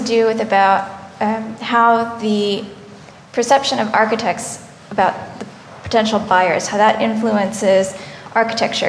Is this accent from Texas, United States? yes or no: no; Claremont, California, United States; moved away as an adult; now in Berlin, Germany; I grew up in Claremont, California, which is a suburb